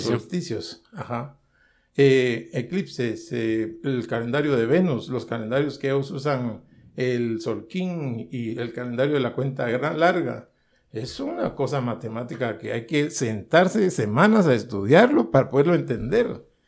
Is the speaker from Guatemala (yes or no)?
yes; Guatemala; yo, vengo de Guatemala